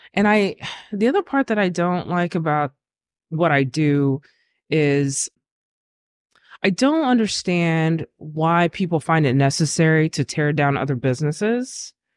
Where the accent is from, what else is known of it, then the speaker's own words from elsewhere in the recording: Lockhart, Texas, United States; moved away; where I grew up in Lockhart